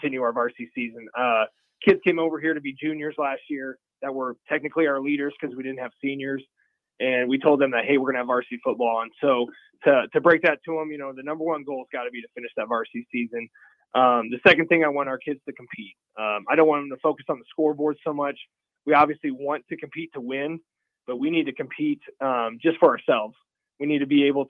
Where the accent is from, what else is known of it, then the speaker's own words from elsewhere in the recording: Pierce, Nebraska, United States; now in Lincoln, United States; I grew up in Pierce, Nebraska